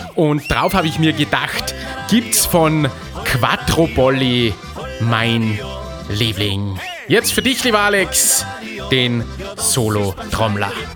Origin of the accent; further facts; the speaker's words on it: Salzburg, Austria; bei uns in Salzburg